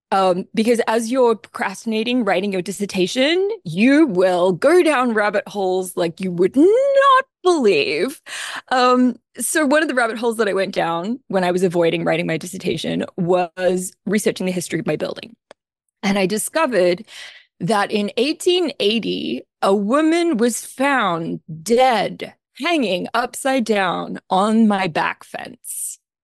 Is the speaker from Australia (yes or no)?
yes; Australia; accent: Australian; now in Philadelphia, United States; I'm an Australian, as you may or may not be able to tell from my accent. I am not a native Philadelphian.